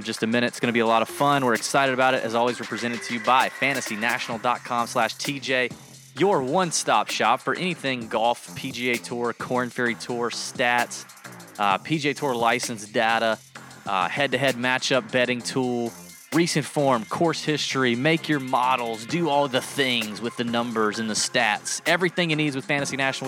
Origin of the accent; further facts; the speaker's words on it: Georgia, United States; I'm from Georgia